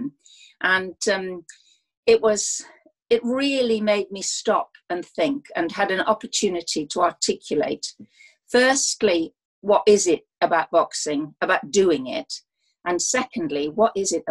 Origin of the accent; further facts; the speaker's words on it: South Wales, United Kingdom; I come from South Wales, and boxing matters in South Wales quite a lot